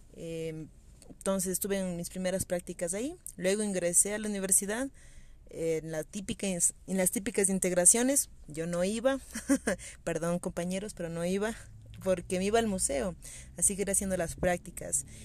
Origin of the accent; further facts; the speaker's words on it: Quito, Pichincha, Ecuador; como quiteña, como habitante del centro histórico de la ciudad